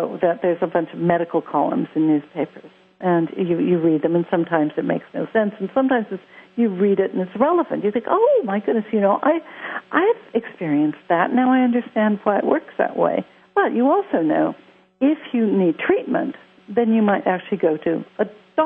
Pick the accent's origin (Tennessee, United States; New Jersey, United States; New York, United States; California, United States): California, United States; Los Angeles; accent: American; now in London, United Kingdom; I grew up in Hollywood. Yes, I live in London, but I have an American accent because I grew up in the States.